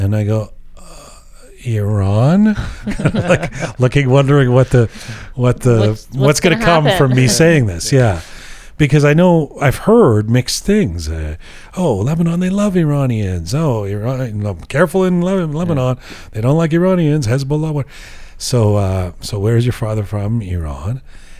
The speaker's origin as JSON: {"language": "English", "country": "Canada", "said": "Well, because I'm Canadian, you know."}